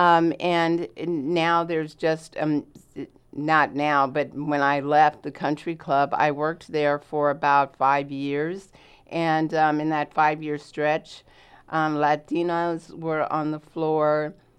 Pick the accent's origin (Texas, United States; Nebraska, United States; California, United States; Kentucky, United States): California, United States; Los Angeles; moved away as an adult; now in Southern Oregon, United States; I am born and raised in Los Angeles, California